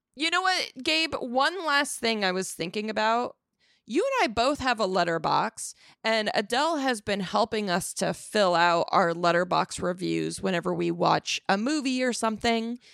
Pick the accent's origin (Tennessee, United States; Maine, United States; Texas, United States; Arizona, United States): Arizona, United States; I'm from Arizona